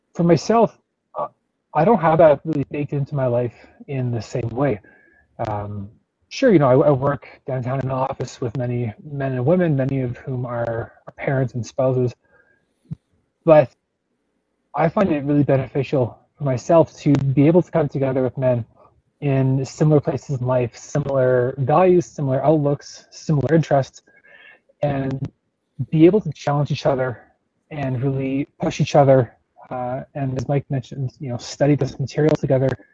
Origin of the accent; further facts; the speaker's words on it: Calgary, Alberta, Canada; I grew up in Calgary, only a couple blocks from where I'm living now